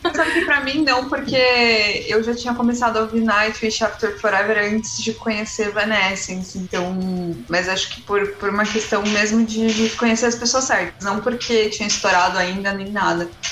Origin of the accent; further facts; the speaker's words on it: São Paulo, Brazil; Eu sou de São Paulo, sou vocalista da banda Final Disaster